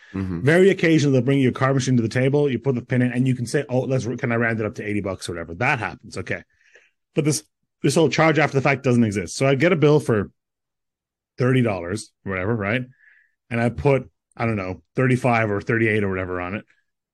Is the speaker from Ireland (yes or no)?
yes; Ireland; I'm from Ireland.